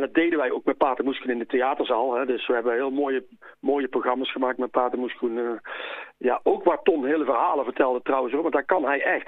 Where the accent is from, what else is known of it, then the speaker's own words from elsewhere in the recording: Uden, North Brabant, Netherlands; ik ben in Uden opgegroeid, in Ude